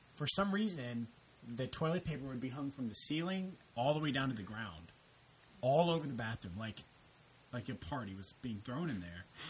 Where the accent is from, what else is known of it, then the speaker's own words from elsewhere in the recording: El Campo, Texas, United States; I grew up in El Campo